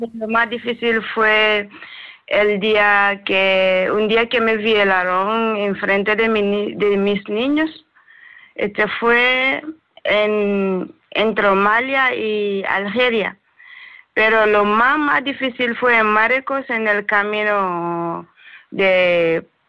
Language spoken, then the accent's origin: Spanish; Sierra Leone; Spanish is a second language; moved away as an adult; now in Spain; yo soy de Sierra Leona